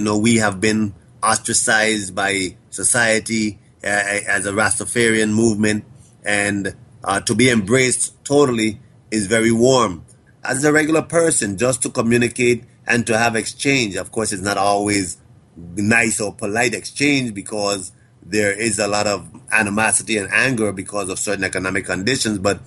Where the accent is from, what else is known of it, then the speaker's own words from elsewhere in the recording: U.S. Virgin Islands; we are an American territory here in the Caribbean, an English-speaking American territory